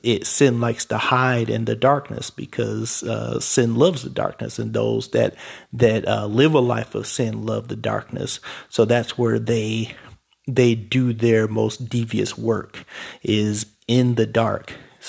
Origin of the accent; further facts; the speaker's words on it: Cleveland, Ohio, United States; when I was growing up in Cleveland, it was, oh, don't go on Kinsman because, people lose their lives there.